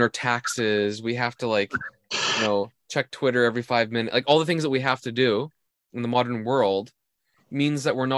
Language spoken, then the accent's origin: English; Canada; I'm Canadian